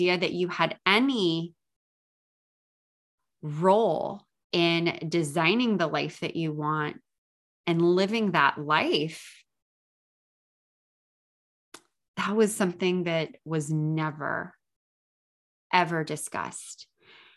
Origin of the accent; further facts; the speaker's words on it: San Diego, California, United States; I live in San Diego and I was born in San Diego